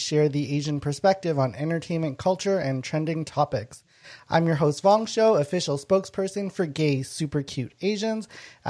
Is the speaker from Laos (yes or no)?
yes; Laos; now in Canada; I'm an immigrant, a war refugee. And so it was really instilled in me to be proud and be really grateful to be here, because in our old country, we were overtaken by communists.